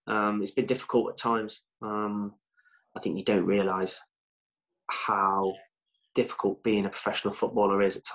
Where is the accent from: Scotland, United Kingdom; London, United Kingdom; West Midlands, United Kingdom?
West Midlands, United Kingdom; Burton upon Trent; I'm from Burton, playing for Burton